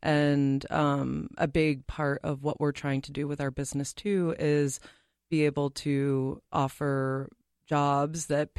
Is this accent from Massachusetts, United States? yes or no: yes; Massachusetts, United States; now in Minnesota, United States; I mean, I tell people I'm not from Minnesota originally. Mm-hmm. I'm from Massachusetts.